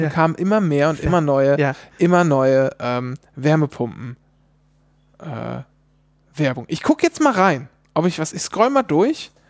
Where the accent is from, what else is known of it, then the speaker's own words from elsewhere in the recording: Bavaria, Germany; wie sagt man eigentlich? Ich komme ja aus Bayern. Kann auch sein, dass es Feiland ist?